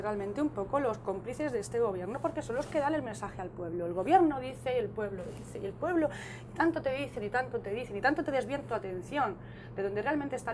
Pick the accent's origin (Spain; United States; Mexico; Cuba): Spain; Mi casa. Es mi casa. Es mi tierra, aquí es donde está mi verdadero hogar.